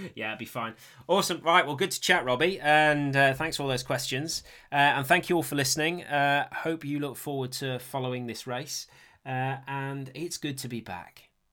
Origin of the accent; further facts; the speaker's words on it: Sheffield, Yorkshire and the Humber, United Kingdom; I grew up in Sheffield, so that's where, that's where I used to mountain bike as a kid